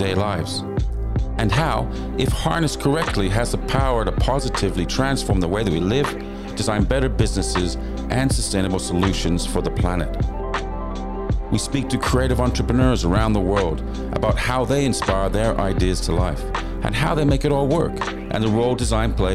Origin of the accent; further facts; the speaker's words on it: Vancouver, British Columbia, Canada; I grew up in Vancouver